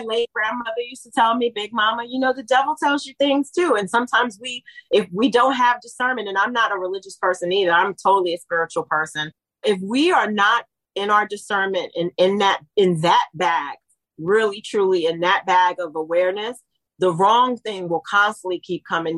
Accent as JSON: {"language": "English", "region": "East Coast", "country": "United States", "tie": "born or raised there", "said": "I was raised in the East Coast"}